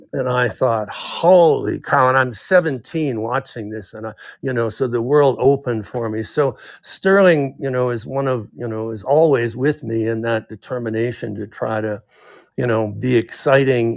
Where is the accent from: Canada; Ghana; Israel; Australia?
Canada; now in United States; I was raised in Canada